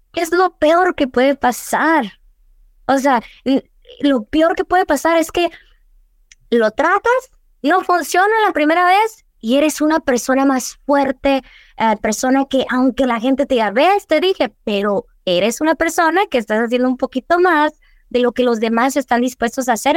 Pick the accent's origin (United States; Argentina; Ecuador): United States; Douglas, Arizona; moved away as an adult; also born or lived in Agua Prieta, Sonora (family); now in Tucson, United States; yo soy nacida aquí en Tucson, en el TMC, eh, criada en Douglas, pero toda mi familia es de Agua Prieta. Yo crecí en Douglas mayoría de mi vida